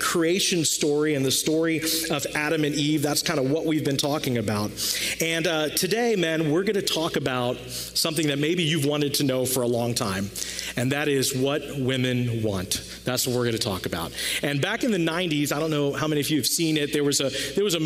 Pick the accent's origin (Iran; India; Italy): India; I'm Indian